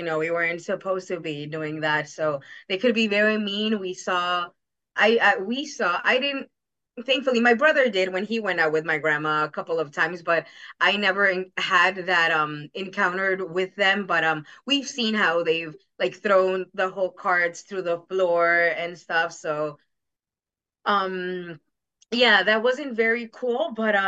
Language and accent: English; Jackson Heights, New York, United States; And my grandma, when we used to live in Queens, we're from Jackson Heights.